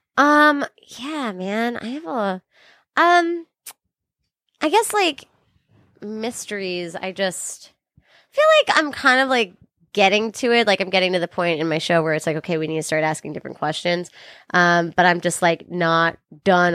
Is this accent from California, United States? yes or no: yes; California, United States; I'm from California, but my mom's from Brooklyn